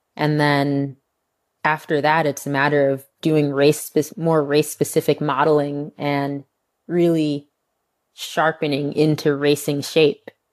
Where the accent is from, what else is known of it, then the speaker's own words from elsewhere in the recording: Northeast, United States; moved away as an adult; now in Texas, United States; growing up on the Northeast